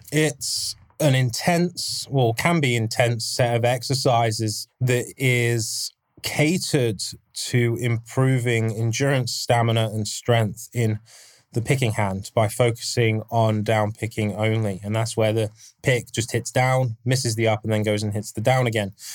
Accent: England, United Kingdom; I'm English

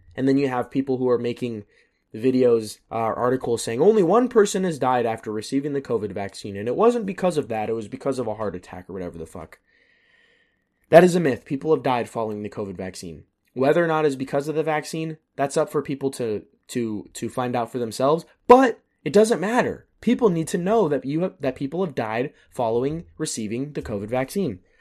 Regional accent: United States; moved away as an adult; as long as I can stay an American citizen and not live in America

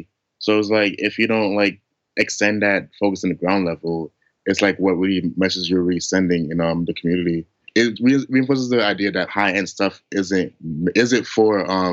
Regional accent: New York City, New York, United States; the fact that I grew up in Flatbush

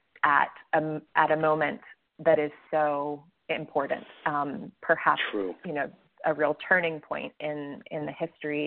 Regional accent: Atlanta, Georgia, United States; I'm from Atlanta

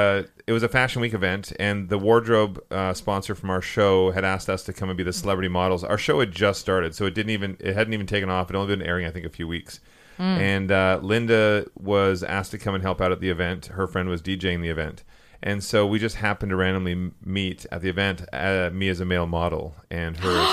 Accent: Vancouver, British Columbia, Canada; I'm from Vancouver.

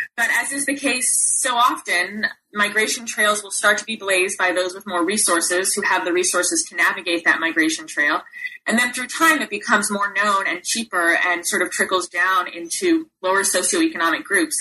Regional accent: Los Angeles, California, United States; I was raised in Los Angeles, California, in the San Fernando Valley

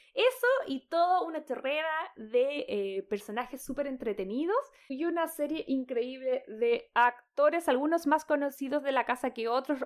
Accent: Chile; creciendo en Chile

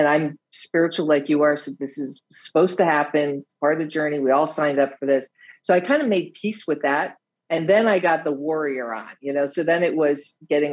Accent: United States; accent: American; now in Netherlands; I live in the Netherlands. I'm American, as you can hear by my accent

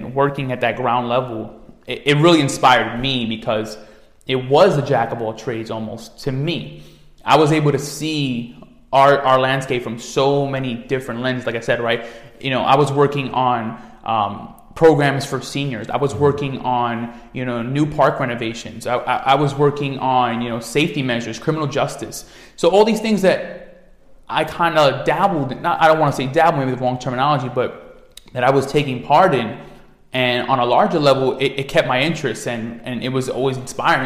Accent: New York City, New York, United States; growing up in the Bronx, it's New York City as a whole

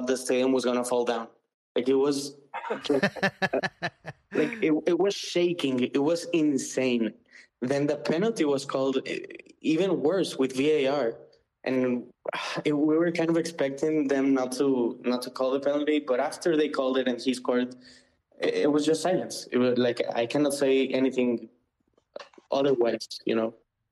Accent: Monterrey, Nuevo León, Mexico; I'm from Monterrey.

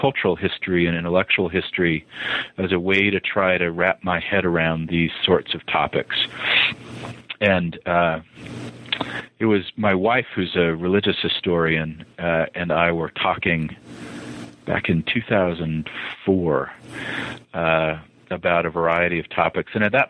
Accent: Montana, United States; also born or lived in Utah / Boston; Well, I am a child of the Rockies. I was born in the South, but didn't last long there as my family moved to Montana. And then was an adolescent in Utah and then moved to Boston

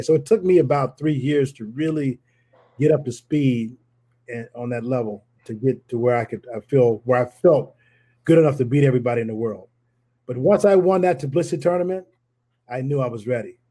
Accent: Tulsa, Oklahoma, United States; I grew up in Tulsa

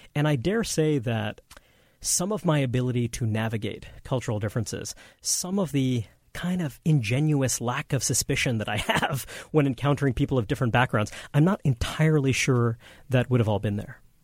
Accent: New York City, New York, United States; born or raised there

